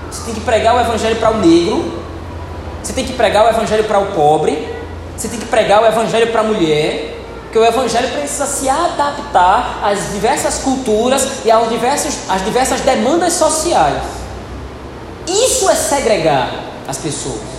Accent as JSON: {"language": "Portuguese", "region": "North Region", "country": "Brazil", "said": "Hoje nós somos brasileiros aqui, norte do país"}